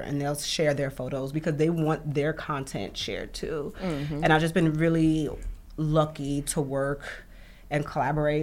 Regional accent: New York City, New York, United States; also born or lived in Bronx; now in New York City, United States; I'm from Brooklyn

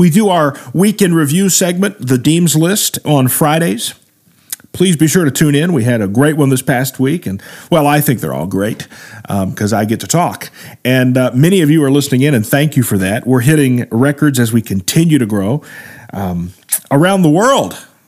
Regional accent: Midwest, United States; stuff I grew up with in the Midwest.

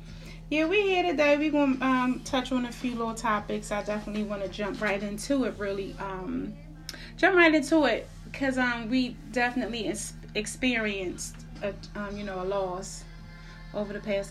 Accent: Philadelphia, Pennsylvania, United States; I'm from Philly

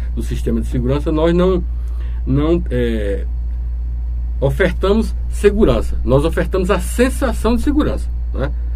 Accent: João Pessoa, Paraíba, Brazil; moved away as an adult; now in Timbaúba, Brazil; Minha origem é do estado da Paraíba, precisamente sou pessoense

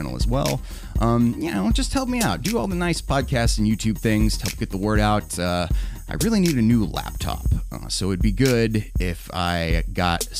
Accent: the Bible Belt, United States; growing up in the Bible Belt

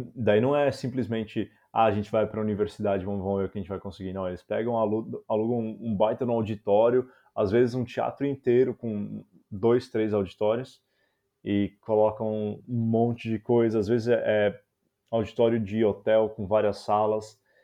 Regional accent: São Paulo, Brazil; moved away as an adult; also born or lived in Florianópolis, Brazil / Goiânia, Brazil; now in Amsterdam, Netherlands; eu sou de São Paulo

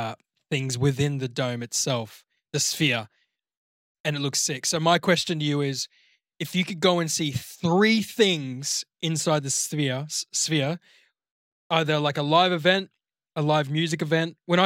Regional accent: New Zealand; born there; My dad was Austrian and I was born in New Zealand. So a bit of a mix of everything.

